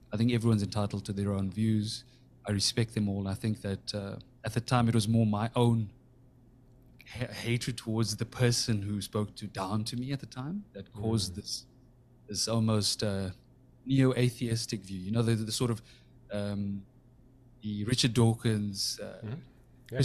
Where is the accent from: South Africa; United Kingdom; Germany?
South Africa; when I was a kid growing up in South Africa